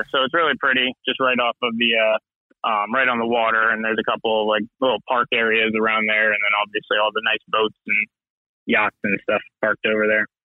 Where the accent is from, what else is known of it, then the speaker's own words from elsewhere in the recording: Venice, Florida, United States; now in Lutz, United States; it's funny where I grew up in Venice, Florida.